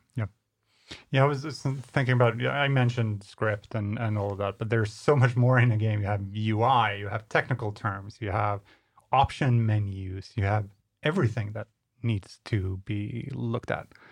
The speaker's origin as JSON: {"language": "English", "region": "Skåne", "country": "Sweden", "said": "Coming from this part of, of Sweden"}